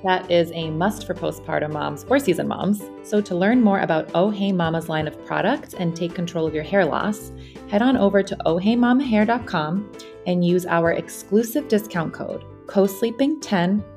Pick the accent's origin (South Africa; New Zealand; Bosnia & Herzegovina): Bosnia & Herzegovina; moved away; I am actually spending a six-month period with my son in my home country. I'm in Bosnia with him.